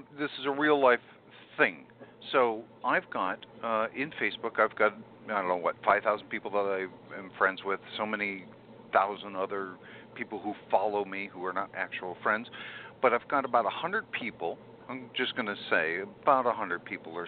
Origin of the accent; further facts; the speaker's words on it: California, United States; I'm a Californian all the way